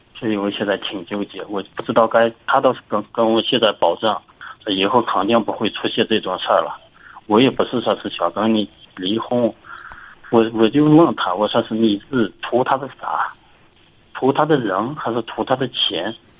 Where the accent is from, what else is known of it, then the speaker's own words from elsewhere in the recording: Inner Mongolia, China; 我是内蒙古的